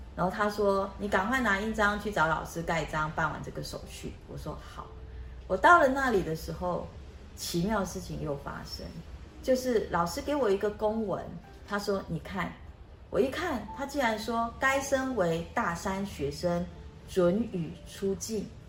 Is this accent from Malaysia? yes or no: yes; Malaysia; moved away as an adult; now in Taiwan; 我出生在马来西亚，我们家非常非常地贫穷。我爸爸一个月的收入大概是台币两千元，那我有哥哥姐姐，我们五个人住在一起